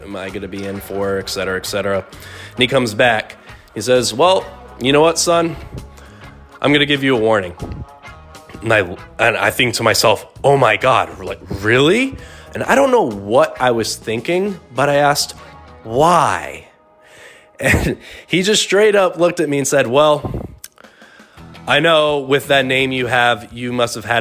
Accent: Tucson, Arizona, United States; I was born and raised in Tucson

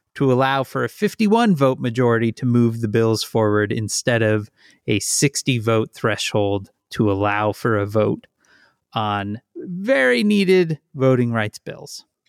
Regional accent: Midwest, United States; now in Chicago, United States; I'm from the Midwest

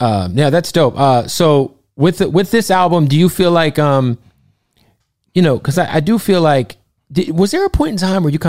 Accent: Phoenix, Arizona, United States; born or raised there

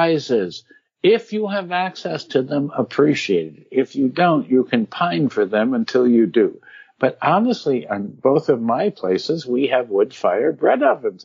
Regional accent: New Hartford, New York, United States; New Hartford was a wonderful suburb outside of Utica, New York

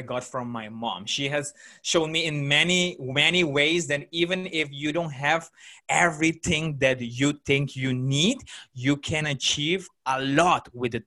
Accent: Aruba; I grew up in Aruba

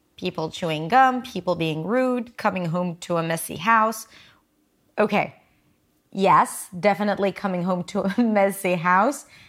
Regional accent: Petah Tikva, Central District, Israel; English is a second language; now in Tel Aviv, Israel; I was born and raised in Israel. I grew up in Petah Tikva, and now I live in Tel Aviv

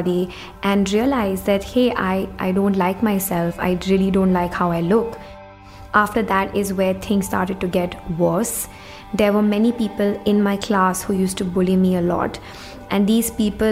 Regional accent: India; When I was growing up in India

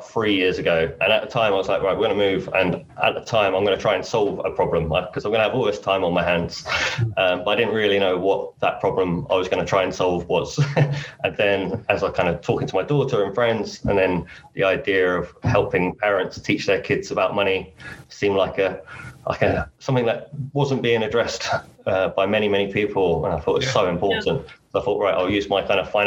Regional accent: Essex, East of England, United Kingdom; moved away as an adult; also born or lived in Surrey / Hong Kong; now in Vietnam; born and raised in Essex, moved to Surrey, but then in 2014 moved to Hong Kong

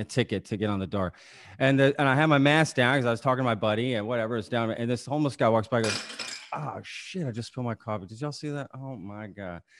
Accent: United States; I'm an American

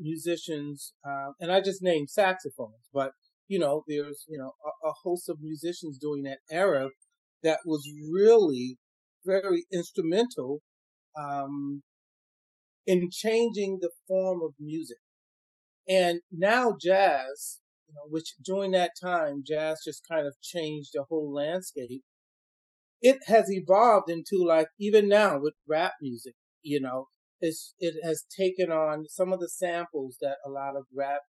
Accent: Chicago, Illinois, United States; I grew up, I'm originally from Chicago. And I grew up in Chicago

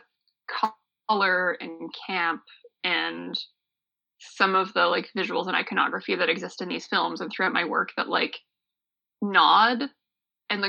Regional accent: Niagara Falls, Ontario, Canada; I grew up in Niagara Falls, just like a stone's throw away from Clifton Hill

